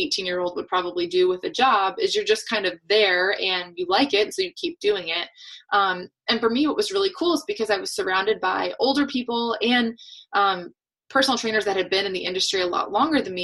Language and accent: English; Atlanta, Georgia, United States; now in New Hampshire, United States; I live in New Hampshire now. I'm originally born and raised in Atlanta, Georgia.